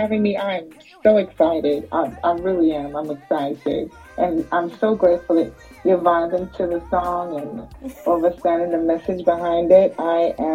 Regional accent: Trinidad & Tobago; moved away; also born or lived in United States; So I was born in the U.S., right? Mm-hmm. But I was raised in Trinidad in my primary school years

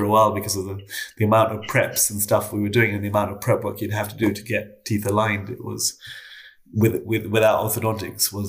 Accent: London, United Kingdom; also born or lived in Canada; I was born in Canada, and my parents moved to London when I was quite young

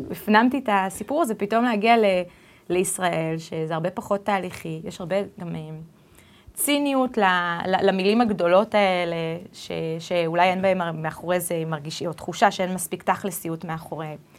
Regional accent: United States; born there; also born or lived in Israel; נולדתי בארצות הברית, וחייתי רק ככה לתת המחשה, מתוך 12 שנות לימוד ראשונות, הייתי בשמונה בתי ספר שונים

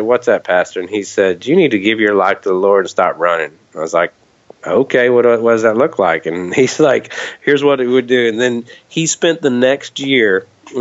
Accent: Kentucky, United States; I grew up in Kentucky, and you know, it's kind of the Bible Belt

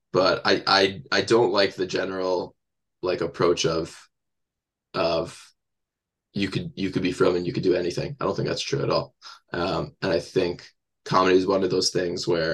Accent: Teaneck, New Jersey, United States; I grew up in Teaneck.

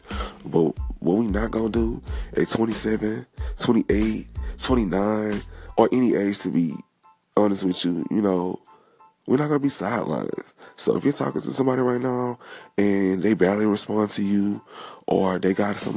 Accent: Texas, United States; also born or lived in Beaumont, Texas / Houston, Texas; I'm from Texas. Beaumont stand up, H-Town stand up.

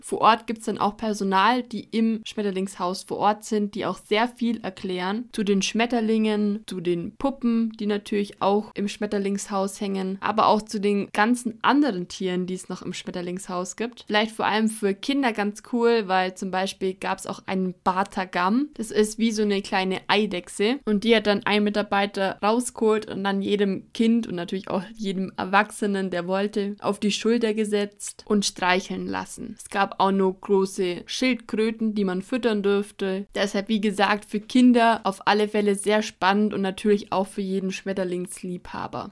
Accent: Allgäu, Bavaria, Germany; born or raised there

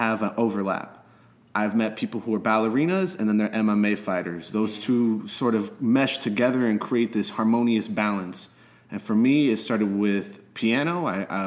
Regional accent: Miami, Florida, United States; also born or lived in Philadelphia; I was born and raised here in Little Havana

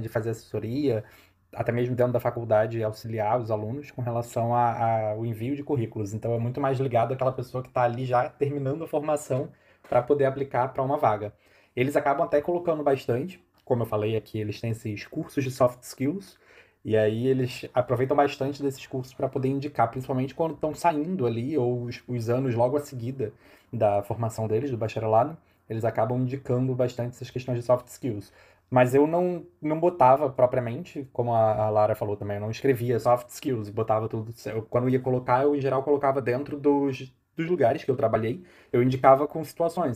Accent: Brazil; first language Portuguese; now in Portugal; eu indico que é minha língua nativa, né? Mas que eu sou do Brasil

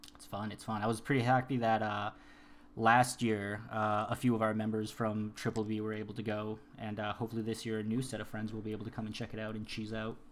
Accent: Worcester, Massachusetts, United States; moved away as an adult; also born or lived in Colombia; now in San Diego, United States; I was born in Colombia. I was raised in Worcester, Massachusetts

